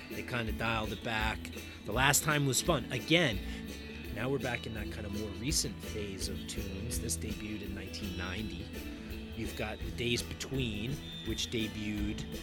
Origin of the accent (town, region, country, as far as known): New Jersey, United States; born or raised there